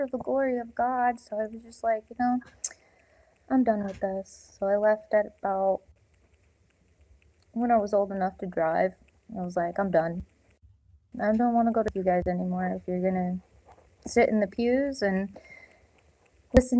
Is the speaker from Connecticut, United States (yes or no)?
no; North Dakota, United States; I'm originally from North Dakota